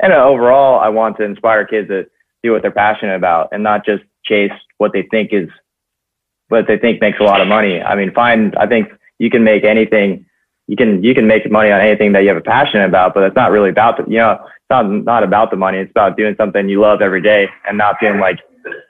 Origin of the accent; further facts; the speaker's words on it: San Clemente, California, United States; moved away; I grew up in San Clemente, California, and San Clemente High School, it's a little surf town in Orange County